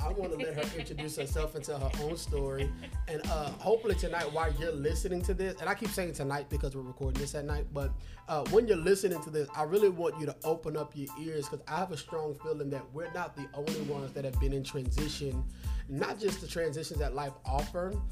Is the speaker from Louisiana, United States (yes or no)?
yes; Louisiana, United States; we grew up in Louisiana